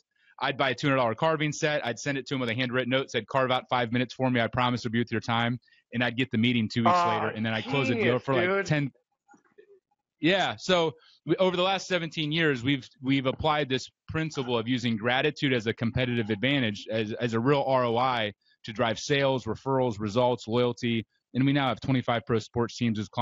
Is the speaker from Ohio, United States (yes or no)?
yes; Ohio, United States; I grew up in Ohio